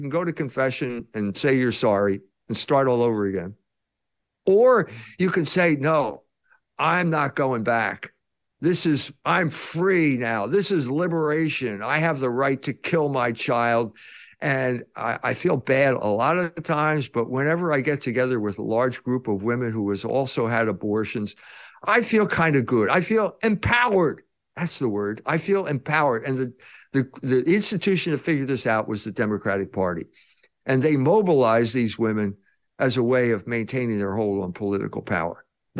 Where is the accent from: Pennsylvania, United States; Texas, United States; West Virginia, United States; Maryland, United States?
Pennsylvania, United States; Philadelphia; I grew up in Philadelphia. I went to school at a private school run by the Christian Brothers, and all around the suburbs were all these girls, Catholic academies.